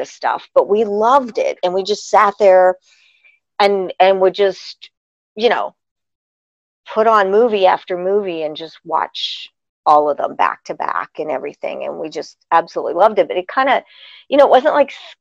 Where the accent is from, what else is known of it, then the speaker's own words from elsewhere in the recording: Pittsburgh, Pennsylvania, United States; I'm from Pittsburgh